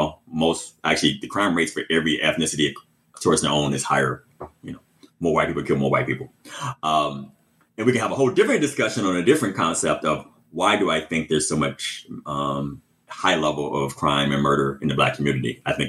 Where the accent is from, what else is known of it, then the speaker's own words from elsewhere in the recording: Chicago, Illinois, United States; growing up in Chicago, you know, in the house you mentioned